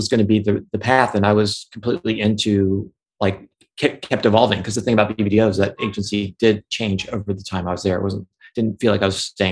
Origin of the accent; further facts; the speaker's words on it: Cincinnati, Ohio, United States; I am from Cincinnati, Ohio.